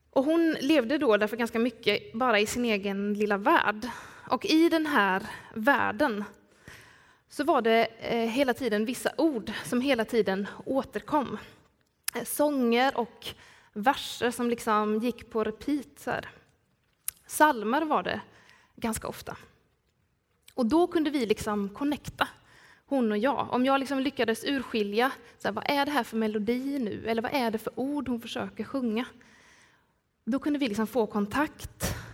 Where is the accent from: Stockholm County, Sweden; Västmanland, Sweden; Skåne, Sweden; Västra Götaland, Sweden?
Skåne, Sweden; Skillinge; accent: Skåne; Ett par, tre somrar så jobbade jag på äldreboendet Ankaret nere i min hemby Skillinge.